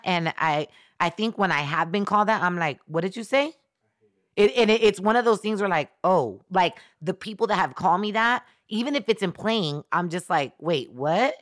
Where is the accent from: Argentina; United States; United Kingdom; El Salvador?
El Salvador; I'm from Central America. I'm from El Salvador